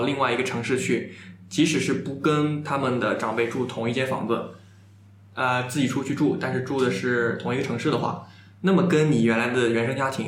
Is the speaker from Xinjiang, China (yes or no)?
no; Jiangsu, China; 我们是江苏人是骂